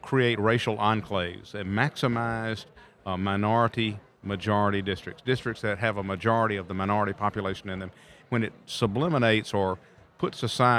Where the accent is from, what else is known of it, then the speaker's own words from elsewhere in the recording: Mississippi, United States; North Carolina and Texas, my home state in Mississippi, did exactly the same thing.